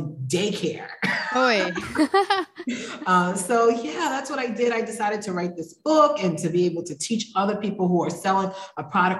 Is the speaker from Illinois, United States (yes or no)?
no; Providence, Rhode Island, United States; moved away as an adult; also born or lived in Philadelphia, Pennsylvania / North Carolina; now in Mexico; So I was born in Philadelphia, Pennsylvania. I was raised in Providence, Rhode Island